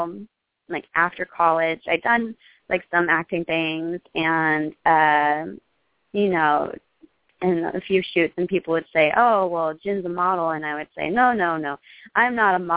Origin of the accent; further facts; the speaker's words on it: Idaho, United States; also born or lived in Southern California; now in Los Angeles, United States; I was born in Southern California, but I grew up in Idaho